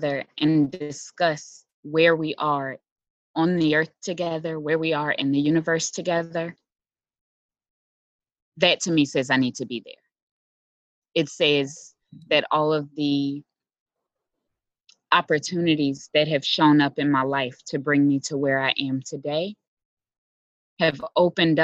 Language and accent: English; Philadelphia, Pennsylvania, United States; I was born and raised in Philly